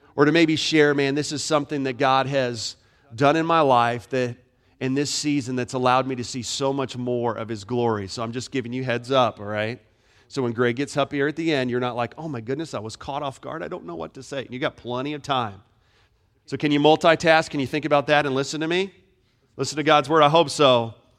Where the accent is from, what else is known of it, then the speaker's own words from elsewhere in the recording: Florida, United States; moved away; I grew up in Florida. Was born and raised in Florida